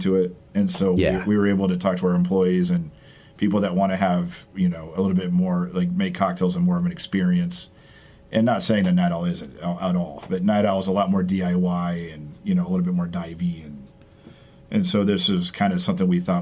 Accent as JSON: {"language": "English", "town": "Tecumseh", "region": "Nebraska", "country": "United States", "said": "I'm from Tecumseh, Blair area."}